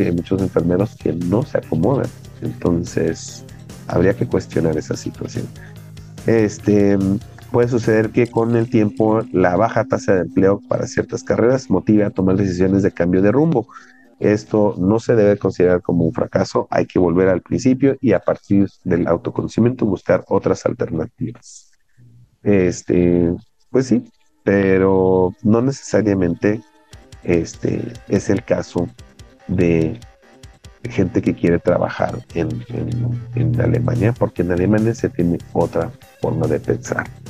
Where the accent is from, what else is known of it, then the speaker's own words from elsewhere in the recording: Mexico; ahorita en nuestro país, en México